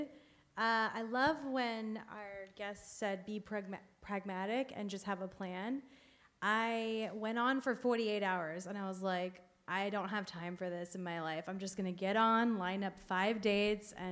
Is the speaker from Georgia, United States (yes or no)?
no; Miami, Florida, United States; moved away; I'm from Miami